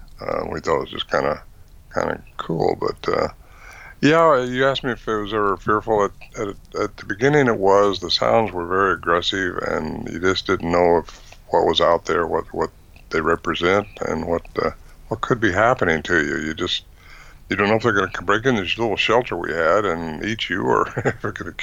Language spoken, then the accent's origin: English; Fortuna, California, United States; I was raised up in Fortuna, actually, close to where that was.